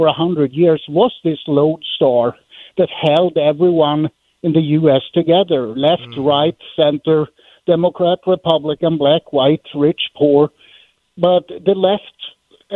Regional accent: Sweden; English is a second language; moved away as an adult; now in United States; I'm from Sweden

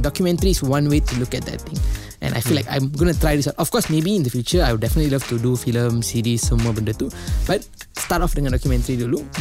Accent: Petaling Jaya, Selangor, Malaysia; I berasal daripada kampung Kayuara. Uh, it's in Petaling Jaya.

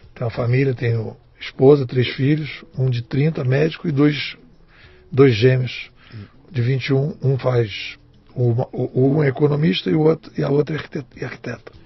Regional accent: Rio de Janeiro, Brazil; Eu sou carioca de Botafogo, botafoguense

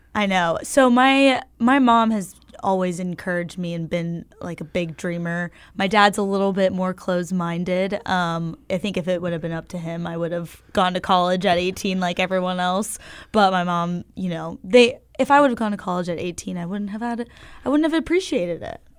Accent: Austin, Texas, United States; moved away as an adult; also born or lived in Los Angeles / New York; now in Memphis, United States; I grew up in Austin, Texas.

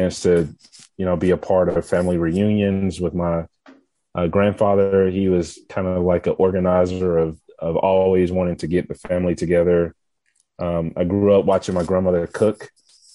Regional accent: Atlanta, Georgia, United States; I was born and raised. I'm not a transplant. I've been here my entire life. I grew up here

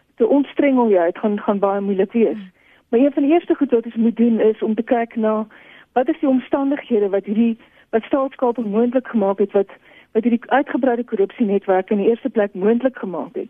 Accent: South Africa; as alle Suid-Afrikaners

